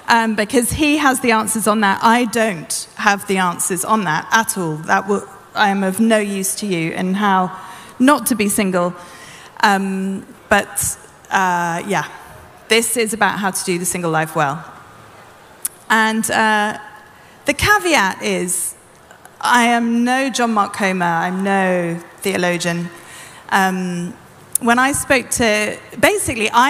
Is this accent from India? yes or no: no; United Kingdom; I'm British